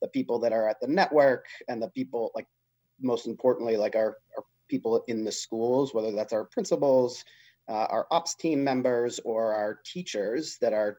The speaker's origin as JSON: {"language": "English", "town": "Canton", "region": "Massachusetts", "country": "United States", "tie": "born or raised there", "said": "I grew up just south of Boston in Canton"}